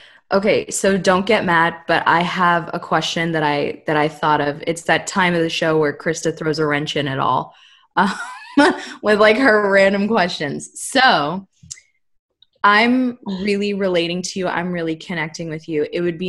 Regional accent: United States; I'm half Colombian, I'm half Guyanese, I'm whole American

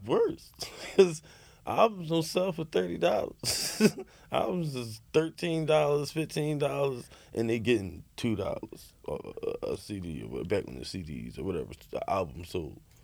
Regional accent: United States; being American

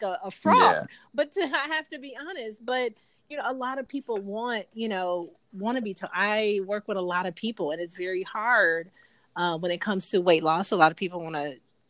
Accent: Chicago, Illinois, United States; now in Atlanta, United States; my hometown is actually Chicago

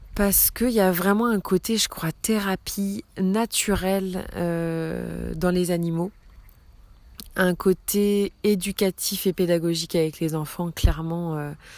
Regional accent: Brittany, France; also born or lived in the islands; j'ai 34 ans, je suis bretonne

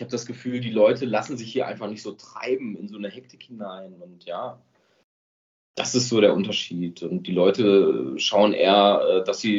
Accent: North Rhine-Westphalia, Germany; now in Switzerland; Also ich sage mal so, wenn, wenn jemand auch hier aus der Nord- oder Ostschweiz äh, bei uns in Lippe, Lippisch platt hören würde

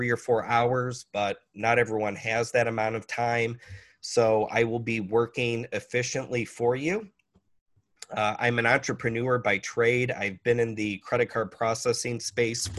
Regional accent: Valparaiso, Indiana, United States; moved away as an adult; also born or lived in Scottsdale, Arizona / Kalispell, Montana / Southern California; now in Paradise Valley, United States; I'm an American born and raised in Valparaiso, Indiana

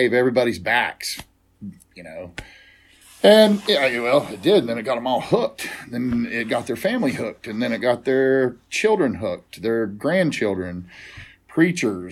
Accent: Southern West Virginia, United States; I grew up here in Southern West Virginia, in the heart of Appalachia

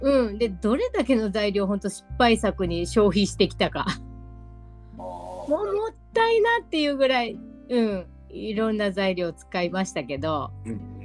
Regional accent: Osaka, Japan; moved away; also born or lived in Tohoku; 私大阪出身です

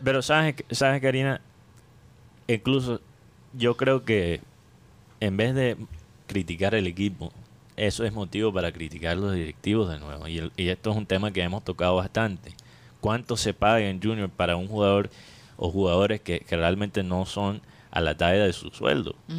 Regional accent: Colombia

